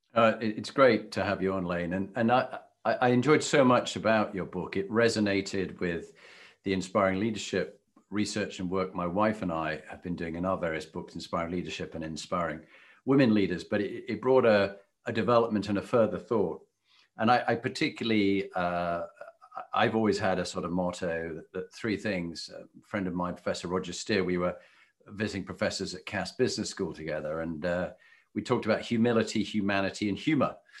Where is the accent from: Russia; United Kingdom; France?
United Kingdom; as a Brit